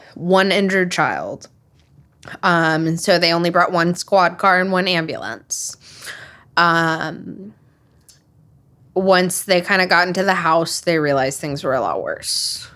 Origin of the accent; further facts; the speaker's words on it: Huntsville, Alabama, United States; moved away; I grew up in Huntsville, Alabama. I don't live there now, but I grew up there.